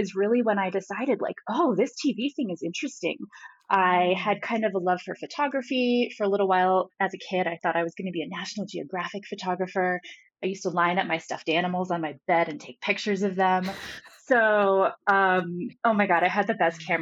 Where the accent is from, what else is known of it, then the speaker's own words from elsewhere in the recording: South Florida, United States; I grew up in South Florida